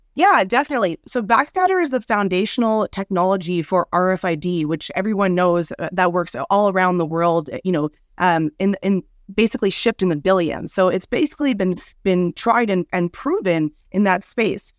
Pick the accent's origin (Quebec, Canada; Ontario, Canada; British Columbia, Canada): Quebec, Canada; Montreal; my hometown of Montreal